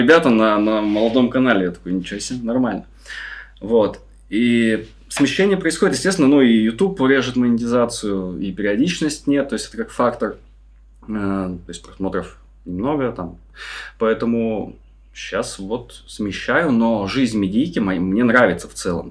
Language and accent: Russian; Saint Petersburg, Russia; now in Indonesia; я из Питера